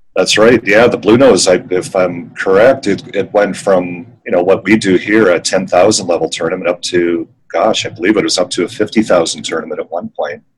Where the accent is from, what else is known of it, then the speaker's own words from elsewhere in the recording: Victoria, British Columbia, Canada; moved away as an adult; also born or lived in Vancouver; now in Calgary, Canada; I grew up in Victoria